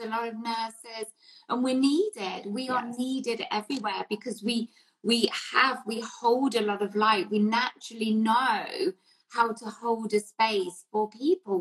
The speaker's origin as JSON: {"language": "English", "region": "England", "country": "United Kingdom", "tie": "born or raised there", "said": "So, growing up in England, obviously, yeah. in the 70s and 80s"}